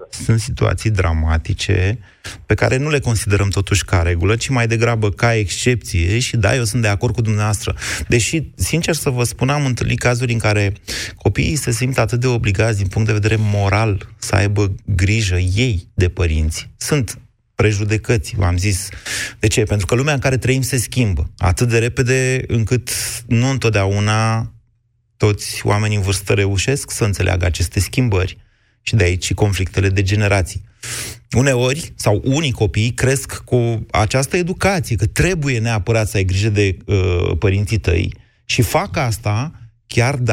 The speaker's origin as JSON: {"language": "Romanian", "country": "Romania", "said": "sunt din România."}